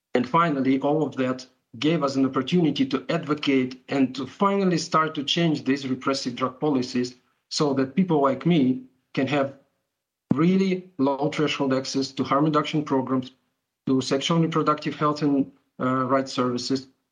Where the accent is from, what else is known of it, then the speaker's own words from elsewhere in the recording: Ukraine; I'm from Ukraine